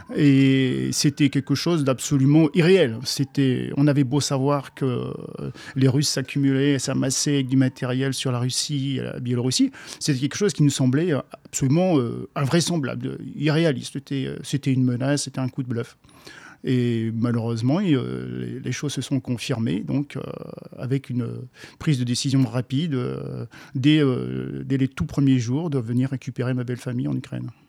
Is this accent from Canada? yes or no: no; France; je suis français, 54 ans. Euh, je réside en France